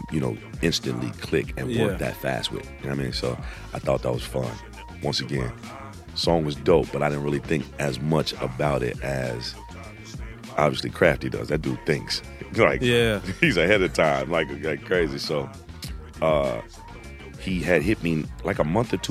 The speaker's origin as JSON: {"language": "English", "town": "Chicago", "region": "Illinois", "country": "United States", "tie": "born or raised there", "moved": "yes", "lives_now": "Los Angeles, United States", "said": "I'm from Chicago. Been in LA for a long time. I went to high school there"}